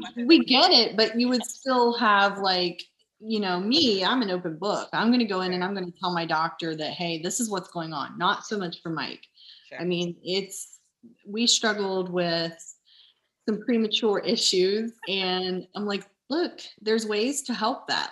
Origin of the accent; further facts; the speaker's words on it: Nashport, Ohio, United States; I grew up in Nashport